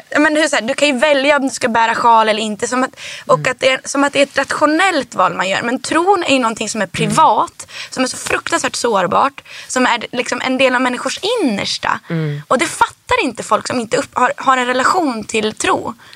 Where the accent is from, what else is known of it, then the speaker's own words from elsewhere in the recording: Härnösand, Västernorrland County, Sweden; also born or lived in Rättvik, Dalarna; now in Stockholm, Sweden; först så växte jag upp i Rättvik i Dalarna